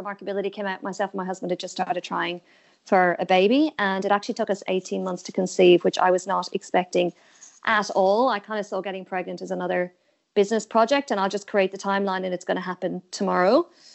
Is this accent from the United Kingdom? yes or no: no; Ireland; moved away as an adult; now in Australia; I'm obviously originally from Ireland and I've been in Australia for 10 years